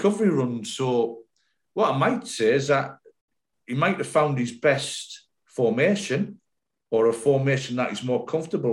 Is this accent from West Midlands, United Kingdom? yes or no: no; Sunderland, North East England, United Kingdom; moved away as an adult; now in Bristol, United Kingdom; When I come down here from Sunderland to Bristol City, it was a big move because it was the other end of the country for me. I'd never been out the northeast